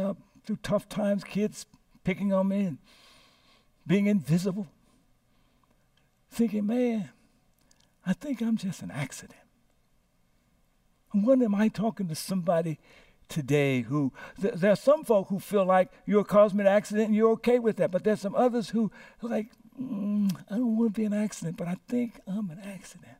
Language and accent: English; Louisiana, United States; now in San Francisco, United States; I was born here in San Francisco, landed in Louisiana in the home of Reverend Clarence Berry and Ola Batcher Berry, who informally adopted me